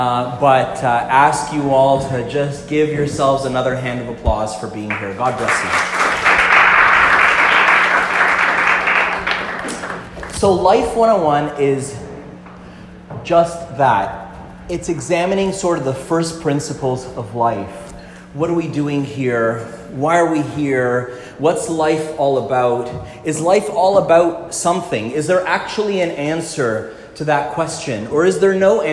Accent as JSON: {"language": "English", "town": "Montreal", "region": "Quebec", "country": "Canada", "tie": "born or raised there", "said": "I grew up in Quebec, in Montreal"}